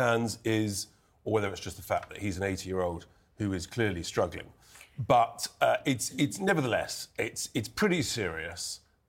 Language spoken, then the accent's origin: English; United Kingdom; Oh, because we're British.